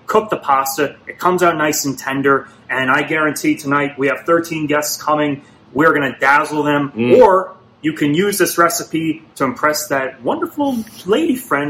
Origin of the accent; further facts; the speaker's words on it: United States; I'm from America